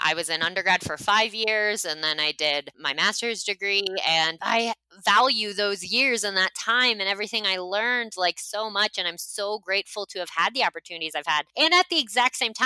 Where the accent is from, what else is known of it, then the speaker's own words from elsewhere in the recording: United States; I am from the United States